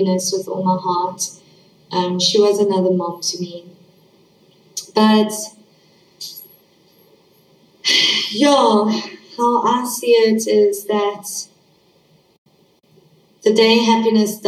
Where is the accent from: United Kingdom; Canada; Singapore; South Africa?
South Africa; East London, Eastern Cape; also born or lived in Johannesburg, South Africa; when I was 4 years old, we moved from Johannesburg, South Africa, to East London, South Africa.